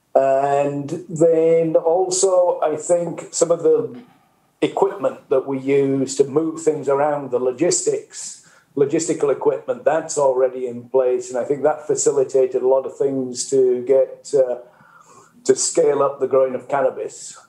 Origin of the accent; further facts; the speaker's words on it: the north of England, United Kingdom; moved away as an adult; also born or lived in Mexico; now in United States; you guess from my accent, I come originally from the north of England, but I've uh, came to work in the US more than 30 years ago